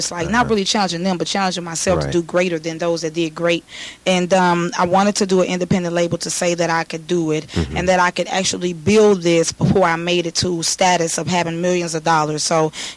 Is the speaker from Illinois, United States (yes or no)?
no; Houston, Texas, United States; I grew up in Houston, Texas, in the streets of Fifth Ward